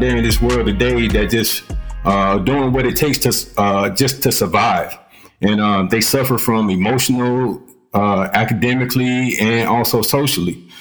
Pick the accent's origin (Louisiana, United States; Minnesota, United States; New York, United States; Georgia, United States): Georgia, United States; Columbus; now in Clarksville, United States; I'm originally from Columbus, Georgia, but currently I reside in uh, Clarksville, Tennessee.